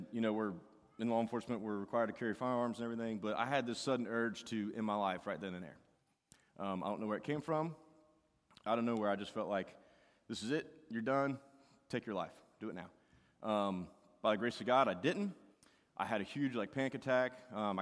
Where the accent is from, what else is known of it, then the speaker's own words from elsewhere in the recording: United States; I grew up in Boone County